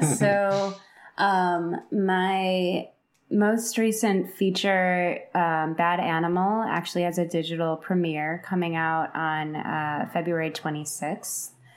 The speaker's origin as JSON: {"language": "English", "town": "Chicago", "region": "Illinois", "country": "United States", "moved": "yes", "lives_now": "Los Angeles, United States", "said": "I'm from Chicago"}